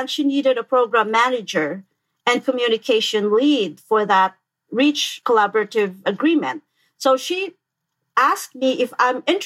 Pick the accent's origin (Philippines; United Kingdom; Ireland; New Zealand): Philippines; now in Michigan, United States; I grew up in the Philippines